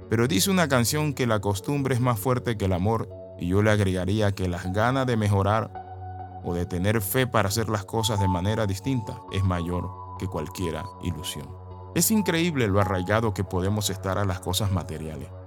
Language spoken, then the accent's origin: Spanish; Panama; moved away as an adult; now in Guatemala; Estaba en la República de Panamá.